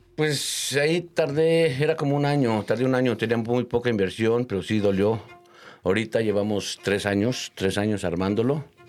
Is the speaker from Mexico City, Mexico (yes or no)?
yes; Mexico City, Mexico; Yo nací en la Ciudad de México, ¿verdad? Mi mamá es de provincia, de por allá de Querétaro